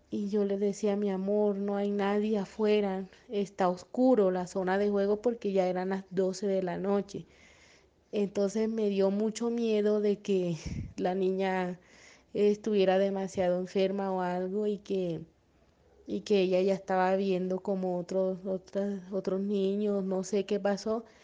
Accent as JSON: {"language": "Spanish", "country": "Colombia", "said": "Buenos días, eh, soy de Colombia y quisiera compartir que a mi hija le han pasado varias cositas desde que era bebé."}